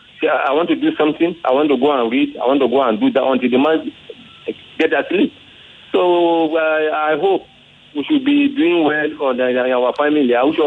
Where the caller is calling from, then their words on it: Ifo, Ogun State, Nigeria; I'm calling from Ifo, Ogun State.